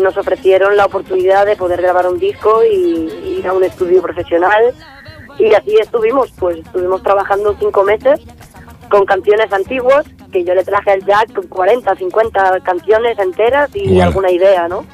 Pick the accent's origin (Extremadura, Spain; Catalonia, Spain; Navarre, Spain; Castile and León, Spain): Catalonia, Spain; Vilanova i la Geltrú; now in Barcelona, Spain; Nací en Barcelona, lo único que nos fuimos a vivir a, Vilanova. Y hasta los 12 años